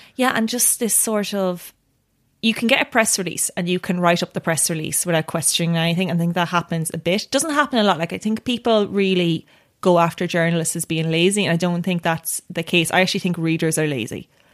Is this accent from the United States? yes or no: no; Tipperary, Munster, Ireland; I grew up in Tipperary